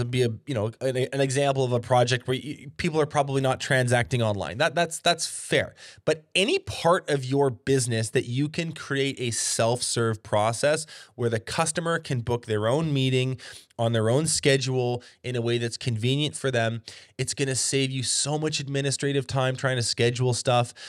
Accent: Canada; here north of the border

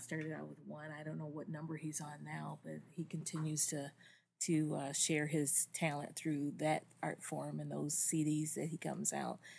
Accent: Detroit, Michigan, United States; I am from Detroit, Michigan, Motown

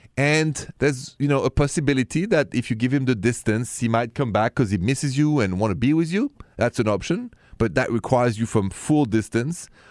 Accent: Paris, Île-de-France, France; moved away; I come from Paris

